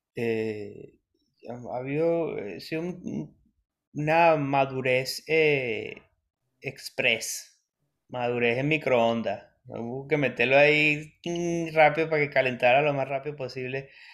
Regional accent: Venezuela; moved away as an adult; also born or lived in Adelaide, Australia; now in Melbourne, Australia; yo soy venezolano

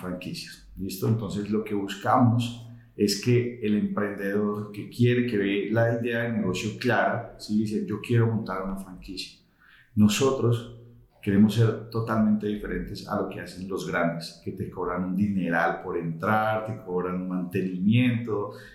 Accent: Colombia; Somos colombianos, la, mayoría de todos somos colombianos

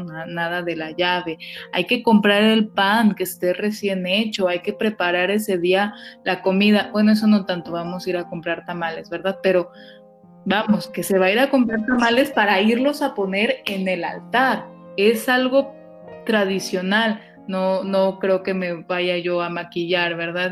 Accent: Mexico; somos los mexicanos

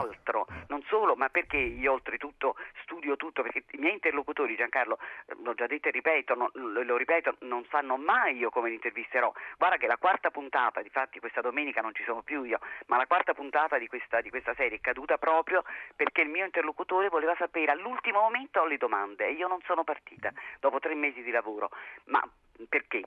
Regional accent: Naples, Campania, Italy; io sono una napoletana

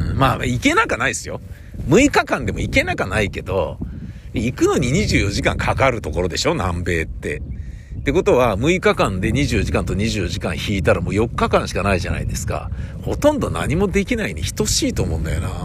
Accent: Tokyo, Japan; 東京生まれ東京育ち

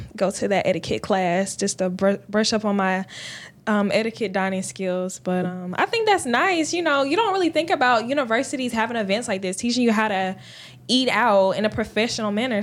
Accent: Columbus, Georgia, United States; now in Augusta, United States; I'm from Columbus, Georgia

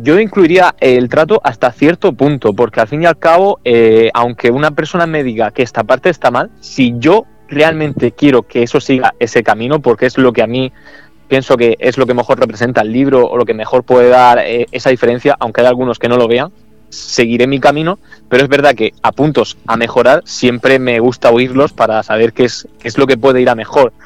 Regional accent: El Palmar, Region of Murcia, Spain; aquí en mi pueblo, en El Palmar

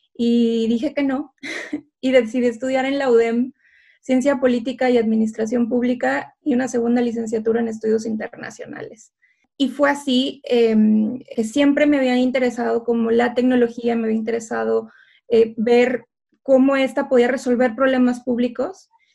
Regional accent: Ciudad Victoria, Tamaulipas, Mexico; moved away as an adult; now in Cambridge, United Kingdom; Nací y crecí en Ciudad Victoria, Tamaulipas

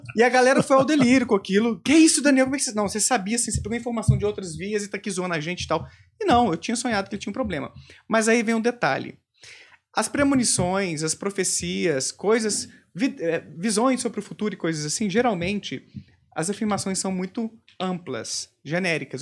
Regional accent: Bom Despacho, Minas Gerais, Brazil; moved away; Eu morava no interior de Minas, Bom Despacho, né, minha terra natal.

